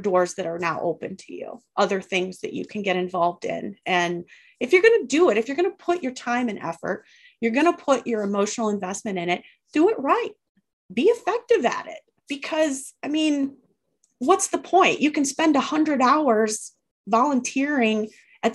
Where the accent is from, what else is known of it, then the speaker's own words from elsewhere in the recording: Northern Wisconsin, United States; I'm from Northern Wisconsin